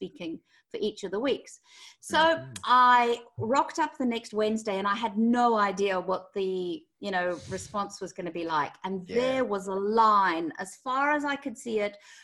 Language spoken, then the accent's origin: English; Zimbabwe; moved away as an adult; now in London, United Kingdom; I'm originally from Zimbabwe